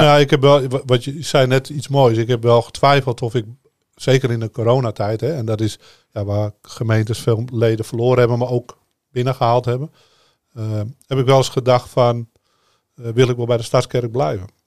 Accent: Amsterdam, North Holland, Netherlands; ik kom uit Amsterdam en eh, op straat was ik de baas

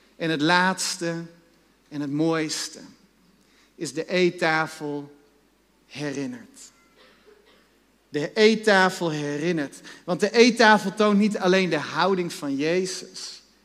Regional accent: Netherlands; wij als Nederlanders

